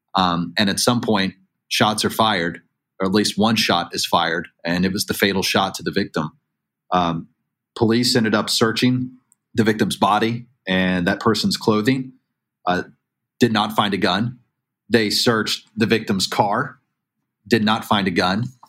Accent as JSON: {"language": "English", "town": "Chattanooga", "region": "Tennessee", "country": "United States", "tie": "born or raised there", "moved": "yes", "lives_now": "Newport News, United States", "said": "my hometown um, in, in Hamilton County area of Chattanooga, Tennessee."}